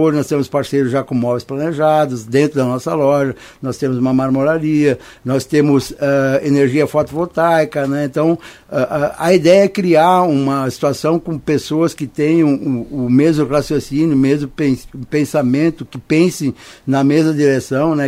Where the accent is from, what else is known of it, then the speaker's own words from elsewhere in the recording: Serra Gaúcha, Rio Grande do Sul, Brazil; moved away as an adult; now in Americana, Brazil; Nós somos do Rio Grande do Sul